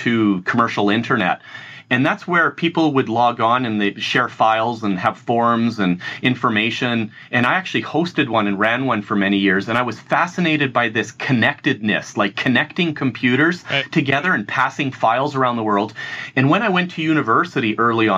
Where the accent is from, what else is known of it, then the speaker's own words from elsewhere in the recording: Edmonton, Alberta, Canada; I've grown up in a city called Edmonton